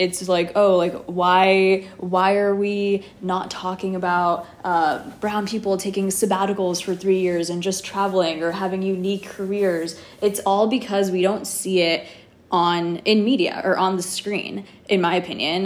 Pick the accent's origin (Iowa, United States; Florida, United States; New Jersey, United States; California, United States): California, United States; Los Angeles; moved away as an adult; also born or lived in New York; born and raised in Los Angeles, been living in New York the last five years